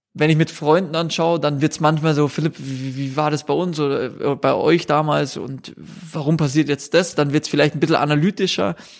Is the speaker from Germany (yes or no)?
yes; Bavaria, Germany; als Bayer